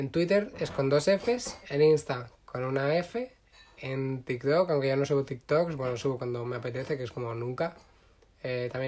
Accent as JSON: {"language": "Spanish", "region": "Catalonia", "country": "Spain", "said": "yo también soy catalán"}